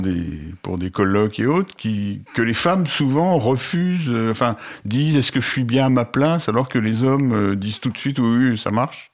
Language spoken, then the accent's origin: French; Paris, Île-de-France, France; je suis né à Paris et que j'ai toujours vécu